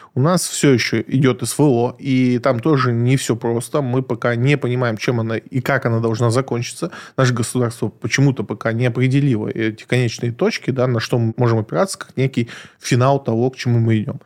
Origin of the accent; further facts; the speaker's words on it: Krasnodar, Krasnodar Krai, Russia; now in Moscow, Russia; я родом из Краснодара